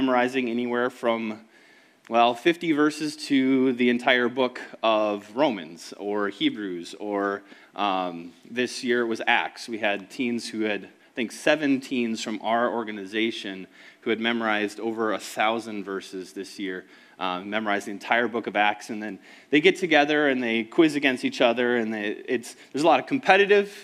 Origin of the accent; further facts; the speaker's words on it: Woodbury, Minnesota, United States; also born or lived in Lakeland, Minnesota; I grew up in Woodbury